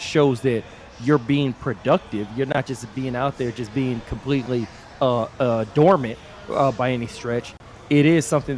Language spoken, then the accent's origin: English; Texas, United States; I'm from Texas.